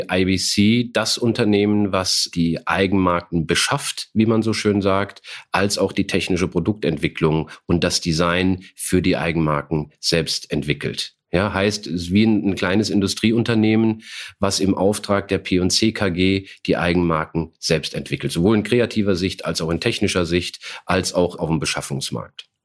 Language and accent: German; Saarland, Germany; ich bin 53 Jahre, gebürtiger Saarländer, was man vielleicht so nicht mehr hört